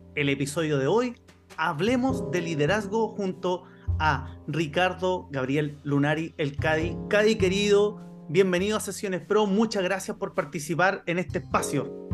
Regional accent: Chile; Chile porque es el país de donde yo soy

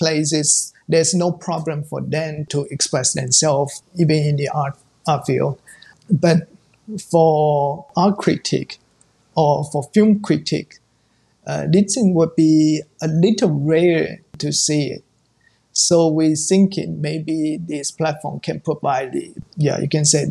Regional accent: around Taipei, Taiwan; English is a second language; I'm born and raised in the North. It's around Taipei.

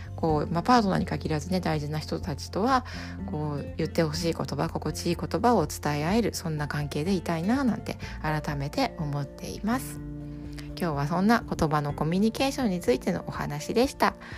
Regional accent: Japan; first language Japanese

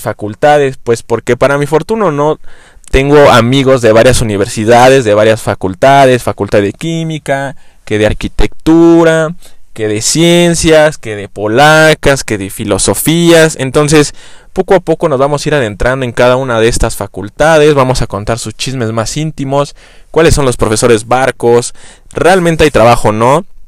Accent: Mexico City, Mexico; soy chilango

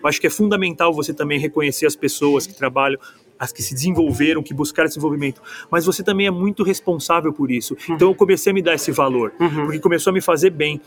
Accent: São Paulo, Brazil; moved away as an adult; eu sou paulistano

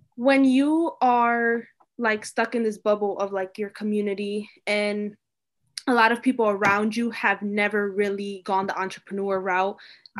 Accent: Hartford, Connecticut, United States; I'm from Hartford, but like I go to this WPI

